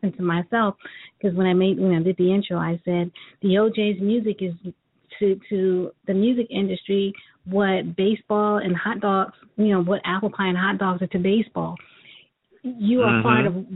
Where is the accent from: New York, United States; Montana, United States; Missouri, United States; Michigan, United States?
New York, United States; moved away; also born or lived in Cleveland, Ohio; my hometown, New York